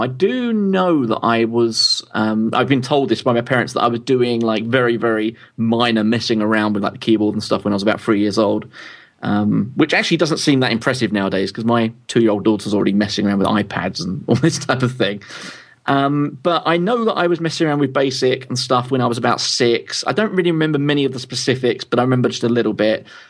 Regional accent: London, United Kingdom; moved away as an adult; now in Louth, United Kingdom; I'm originally from London

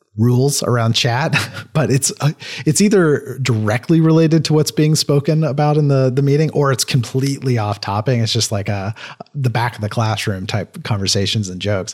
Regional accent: Kentucky, United States; I slur a lot 'cause I'm from Kentucky

